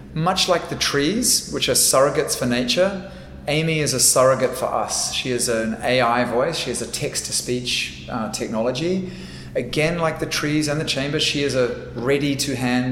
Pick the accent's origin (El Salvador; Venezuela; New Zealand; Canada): New Zealand; I am from Aotearoa, New Zealand. That is my home